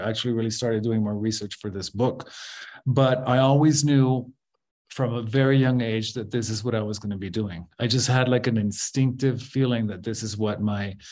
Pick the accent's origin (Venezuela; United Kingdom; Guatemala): Guatemala; when I was growing up in Guatemala, when I was a teenager in the early 80s